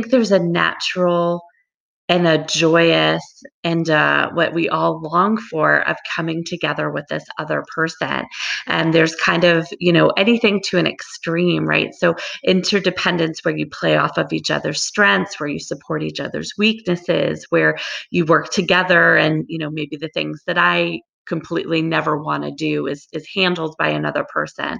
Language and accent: English; Long Island, New York, United States; moved away as an adult; now in Hawaii, United States; I grew up on Long Island